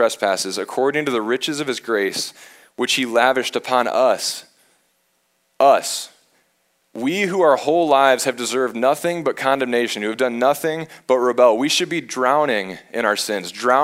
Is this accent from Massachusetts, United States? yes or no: no; Michigan, United States; I'm from Michigan.